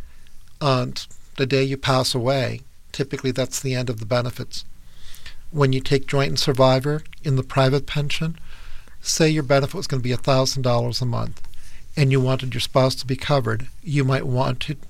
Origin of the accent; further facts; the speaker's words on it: Cuba; now in United States; I was born in Cuba, and I came to the U.S. in 1960